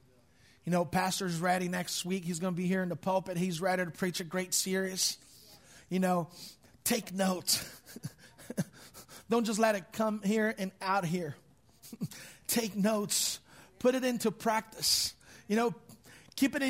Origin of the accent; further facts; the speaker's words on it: Brazil; English is a second language; moved away; My father was a pastor of a big church, more than 5,000 people at our church in Brazil